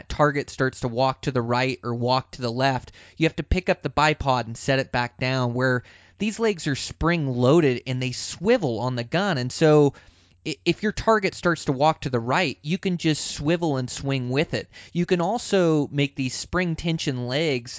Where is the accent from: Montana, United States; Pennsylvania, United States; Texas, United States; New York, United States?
Montana, United States; my home state of Montana here